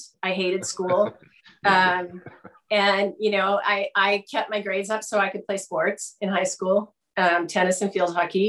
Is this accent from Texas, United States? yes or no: no; Fallbrook, California, United States; also born or lived in Michigan / Orange County / Los Angeles County; I was born in Michigan, but my family moved out to Fallbrook when I was four. So in 63, I'm pretty much a California kid